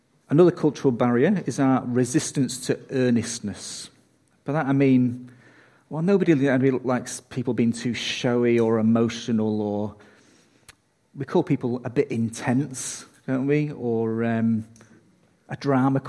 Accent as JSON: {"language": "English", "country": "United Kingdom", "said": "I'm British"}